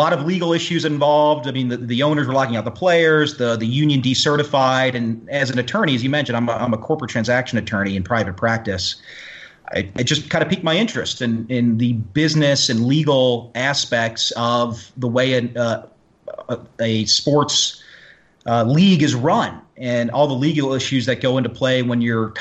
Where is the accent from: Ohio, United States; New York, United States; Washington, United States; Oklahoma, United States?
Ohio, United States; Cincinnati; now in Michigan, United States; born and raised in Cincinnati kid